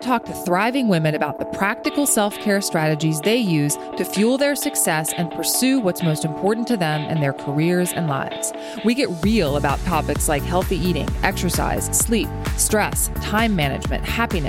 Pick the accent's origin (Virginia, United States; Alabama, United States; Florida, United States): Virginia, United States; Richmond; moved away; Catherine and I grew up together in Richmond, Virginia